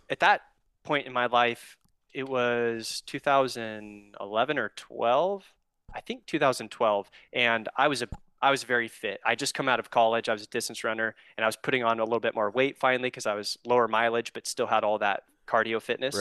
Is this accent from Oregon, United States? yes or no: yes; Oregon, United States; I'm from Oregon, born and raised here